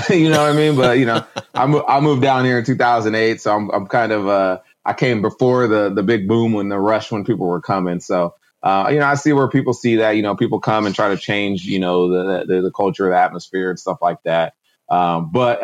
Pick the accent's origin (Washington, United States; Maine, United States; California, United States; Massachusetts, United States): Washington, United States; moved away as an adult; now in Austin, United States; born and raised in Washington